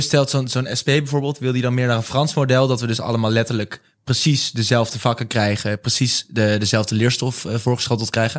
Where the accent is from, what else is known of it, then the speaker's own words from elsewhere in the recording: The Hague, South Holland, Netherlands; ik kom zelf uit Den Haag natuurlijk